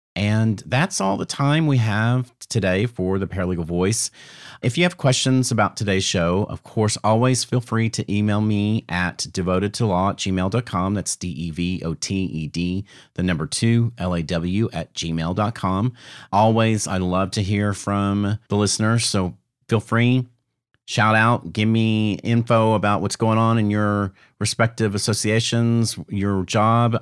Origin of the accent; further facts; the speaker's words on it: the South, United States; I'm from the South